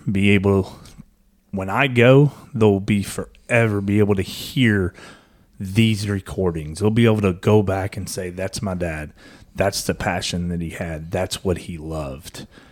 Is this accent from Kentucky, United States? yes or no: yes; Kentucky, United States; I'm from Kentucky. I'm a little redneck